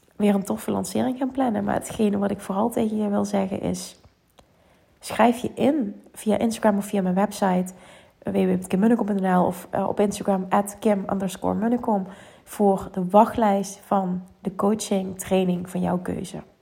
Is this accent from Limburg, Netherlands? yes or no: yes; Limburg, Netherlands; accent: Limburgs; mijn Limburgs accent